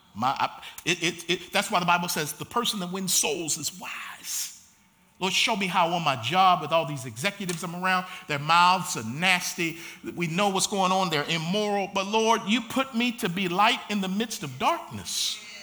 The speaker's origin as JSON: {"language": "English", "town": "Baltimore", "region": "Maryland", "country": "United States", "tie": "born or raised there", "moved": "yes", "said": "We grew up in Baltimore together."}